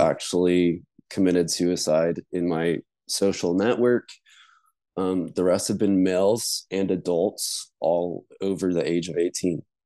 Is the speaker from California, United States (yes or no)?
no; Denver, Colorado, United States; I grew up in Denver, Colorado, in the suburbs